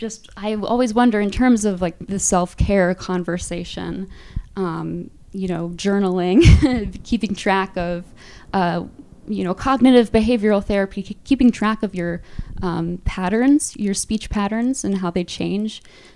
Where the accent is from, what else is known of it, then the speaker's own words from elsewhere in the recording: Midwest, United States; also born or lived in Virginia; because I went to college in Virginia, and that significantly impacted the way I talk. But because I grew up largely in the Midwest, that is sort of my center.